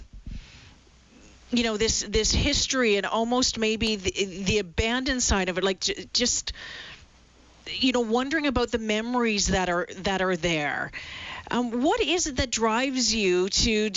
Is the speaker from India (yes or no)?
no; Thunder Bay, Ontario, Canada; I grew up in Thunder Bay, or I spent a long time in Thunder Bay